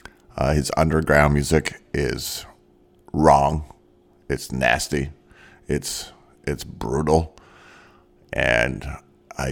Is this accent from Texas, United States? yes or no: no; Maine, United States; I grew up in Maine, so we're not exactly rednecks.